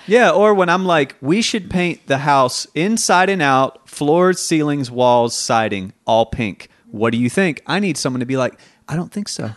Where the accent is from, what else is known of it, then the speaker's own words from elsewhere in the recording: Tennessee, United States; I'm from Tennessee